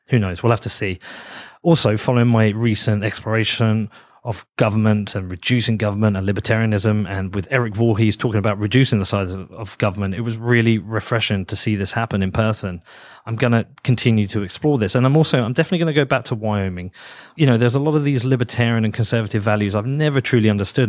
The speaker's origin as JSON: {"language": "English", "country": "United Kingdom"}